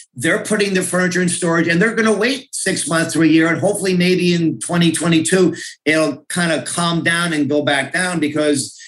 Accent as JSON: {"language": "English", "town": "North Plainfield", "region": "New Jersey", "country": "United States", "tie": "born or raised there", "said": "I grew up in North Plainfield, now live with, with my family in Scotch Plains."}